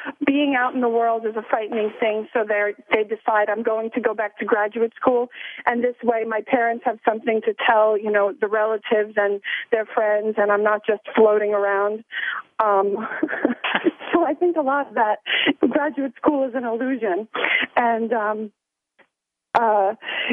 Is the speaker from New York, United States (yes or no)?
yes; Long Island, New York, United States; I'm from Long Island, so not too far. And my parents owned a party store when I was growing up